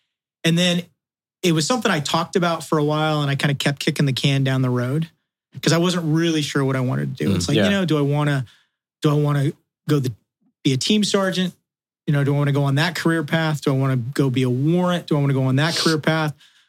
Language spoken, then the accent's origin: English; Wales, United Kingdom; With corresponding leg length and, you know, body, you know, I'm a Welshman. We're built the way we're built, right?